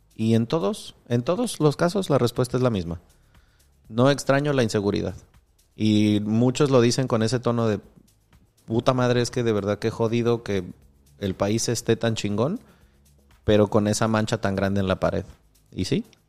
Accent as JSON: {"language": "Spanish", "region": "Michoacán", "country": "Mexico", "tie": "born or raised there", "said": "yo crecí en Michoacán"}